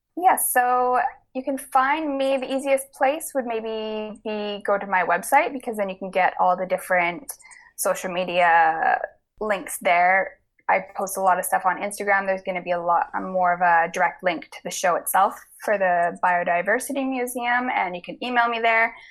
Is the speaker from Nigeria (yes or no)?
no; the Kootenays, British Columbia, Canada; I grew up in the Kootenays